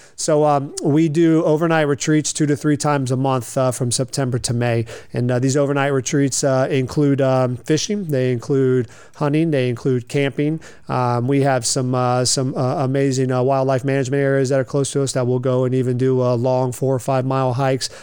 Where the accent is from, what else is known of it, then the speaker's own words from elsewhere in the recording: Lakeland, Florida, United States; also born or lived in Delray Beach, Florida; I grew up here in Lakeland, graduated from George Jenkins High School in 1998.